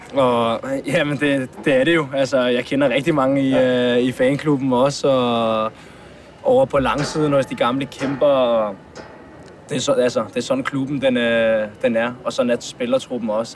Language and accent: Danish; Hvidovre, Capital Region of Denmark, Denmark; now in Frederiksberg, Denmark; Nu bor jeg så på, på Frederiksberg, men jeg kommer fra, fra Hvidovre, og mine forældre bor der stadig.